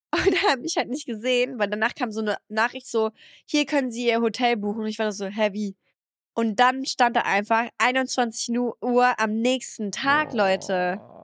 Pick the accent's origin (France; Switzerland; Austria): France; now in Germany; ich bin in meine Heimat angekommen